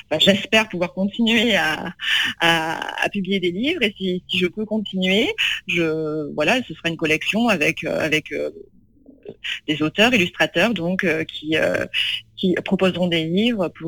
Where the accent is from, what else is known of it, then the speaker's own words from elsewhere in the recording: Tulle, Nouvelle-Aquitaine, France; À, à, Tulle, voilà, j'ai grandi donc euh, vraiment dans une, ville de province, euh, voilà, la campagne.